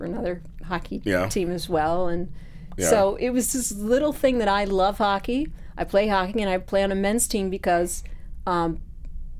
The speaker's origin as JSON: {"language": "English", "town": "Philadelphia", "region": "Pennsylvania", "country": "United States", "said": "I'm from Philly"}